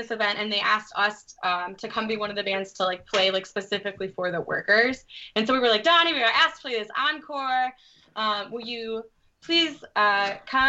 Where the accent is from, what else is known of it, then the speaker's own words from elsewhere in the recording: Detroit, Michigan, United States; I grew up on the east side of the city, which is where we're living over again.